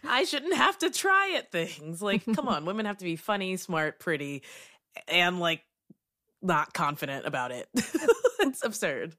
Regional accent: Kentucky, United States; moved away as an adult; now in Brooklyn, United States; I'm from Kentucky. I lived and worked there for 22 years and then I moved to New York. So I live in Brooklyn.

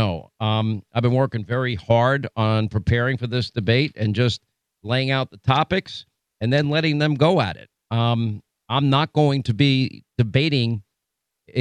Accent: United States; as an American

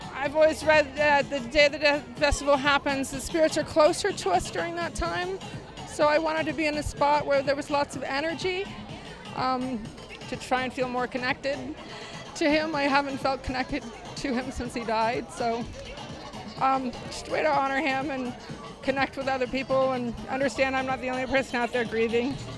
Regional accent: Reno, Nevada, United States; moved away as an adult; also born or lived in Austin, Texas; now in Tucson, United States; I'm uh, from Reno, Nevada. I uh, had moved from Austin back to Reno

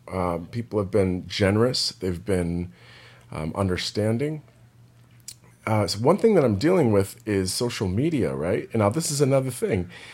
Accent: Monterey Bay Area, California, United States; moved away; I'm from the Monterey Bay Area.

